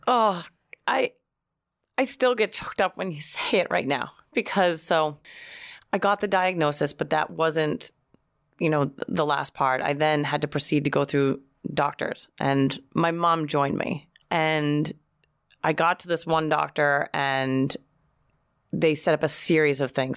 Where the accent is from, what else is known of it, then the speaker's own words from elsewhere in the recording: Boston, Massachusetts, United States; now in New York, United States; I'm from Boston